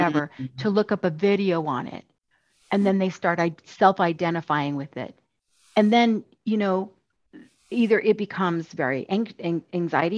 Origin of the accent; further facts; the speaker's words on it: the East, United States; moved away as an adult; also born or lived in Utah; now in Kentucky, United States; I actually didn't grow up in the West. I grew up in the East, so I'm happy to move here